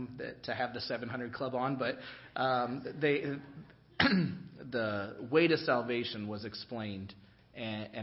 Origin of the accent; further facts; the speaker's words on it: Lillian Avenue, Indiana, United States; I grew up on Lillian Avenue